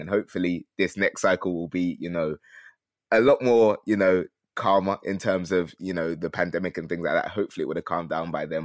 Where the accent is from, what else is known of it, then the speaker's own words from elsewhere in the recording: London, United Kingdom; We're both from Peckham